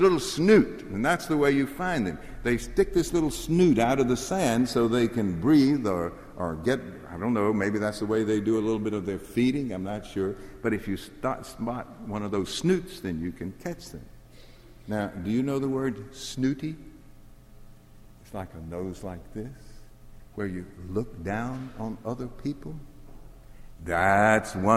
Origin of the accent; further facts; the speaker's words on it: Jackson, Mississippi, United States; I grew up in Mississippi, and I could walk from my house in Jackson to the Pearl River.